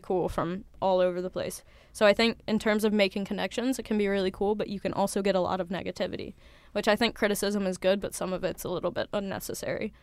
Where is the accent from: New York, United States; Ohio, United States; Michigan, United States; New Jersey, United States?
Ohio, United States; Cincinnati; moved away; I'm from Cincinnati, Ohio.